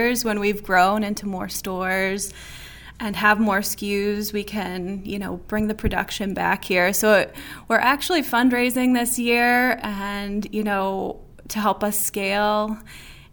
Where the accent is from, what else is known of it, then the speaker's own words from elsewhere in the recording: St. Louis, Missouri, United States; we are from St. Louis